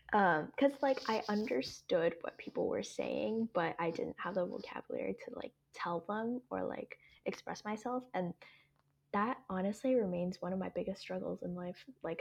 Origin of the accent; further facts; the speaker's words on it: Hong Kong; English is a second language; my background with English is that I grew up in Hong Kong. I learned English in kindergarten and all the way up.